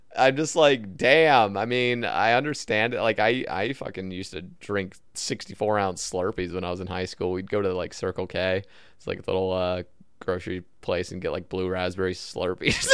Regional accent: Oregon, United States; now in Alabama, United States; so I grew up in Oregon and now I live in Alabama

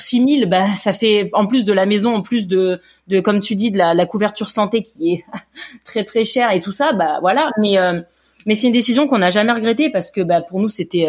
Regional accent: Grasse, Provence-Alpes-Côte d'Azur, France; moved away as an adult; also born or lived in Paris, France; now in California, United States; moi et mon mari, hein, tous les deux, on est on est de la Côte d'Azur, on est de Grasse

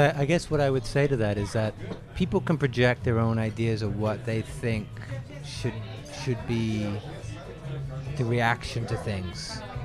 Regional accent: England, United Kingdom; also born or lived in Montreal; now in Toronto, Canada; I was born in England.

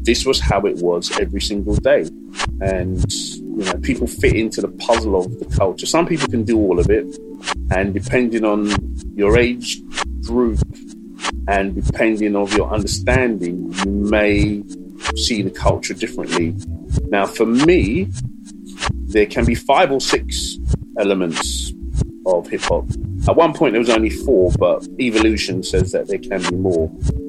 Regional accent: England, United Kingdom; And I'm an English person. And these people don't realise I'm English, but I know all these records.

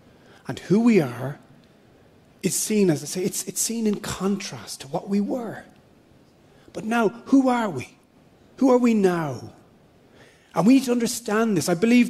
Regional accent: Ireland; I'm an Irish citizen

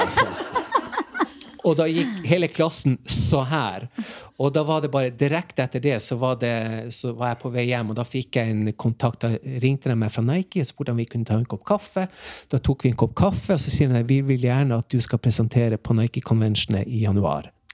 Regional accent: Tromsø, Troms, Norway; Jeg er fra Tromsø

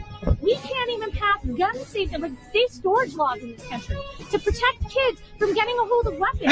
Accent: Highland Park, Illinois, United States; I'm from Highland Park, Illinois.

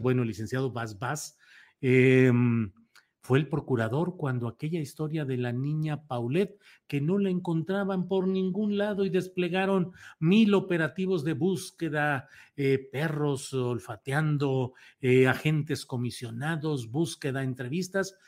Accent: Mexico; yo creo que como mexicanos no deberíamos

